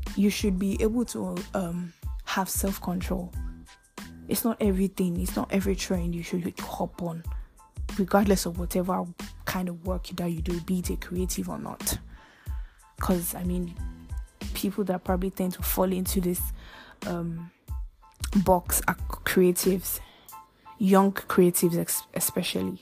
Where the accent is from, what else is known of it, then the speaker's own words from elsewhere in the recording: Nigeria; I'm from Nigeria.